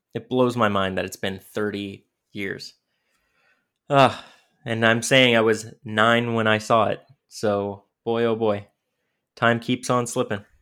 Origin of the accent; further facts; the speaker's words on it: New York, United States; I'm from New York